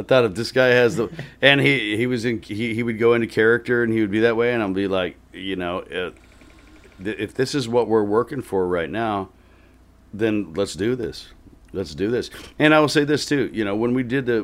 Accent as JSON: {"language": "English", "region": "Oklahoma", "country": "United States", "tie": "born or raised there", "also_born_or_lived": "Texas / Los Angeles, United States", "moved": "as an adult", "said": "I grew up mostly in Oklahoma and Texas"}